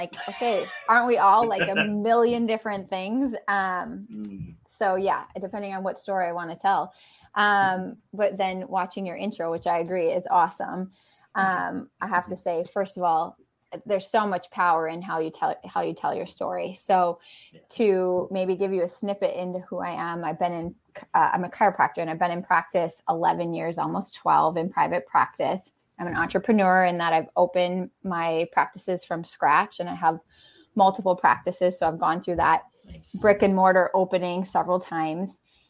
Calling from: Wisconsin, United States

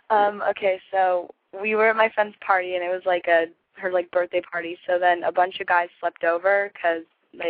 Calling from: Los Angeles, California, United States; from, 2 weeks ago, and I'm calling from Los Angeles.

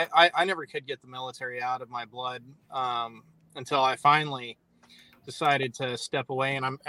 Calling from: Corpus Christi, Texas, United States; Corpus Christi, Texas.

